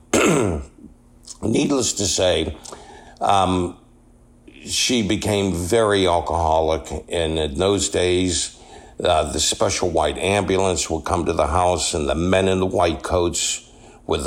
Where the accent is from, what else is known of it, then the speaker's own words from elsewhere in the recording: Pittsburgh, Pennsylvania, United States; Born and raised in Pittsburgh, Pennsylvania